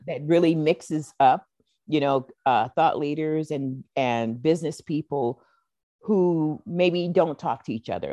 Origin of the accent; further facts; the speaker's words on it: Seattle, Washington, United States; I was born here in Seattle